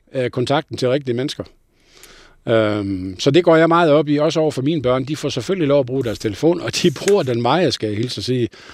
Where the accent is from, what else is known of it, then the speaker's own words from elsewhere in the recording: North Jutland, North Denmark Region, Denmark; jeg er jo nordjyde